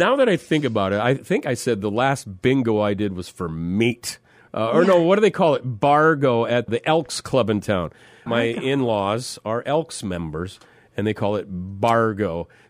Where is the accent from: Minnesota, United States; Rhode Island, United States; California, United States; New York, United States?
Minnesota, United States; moved away; I'm this kid from Minnesota.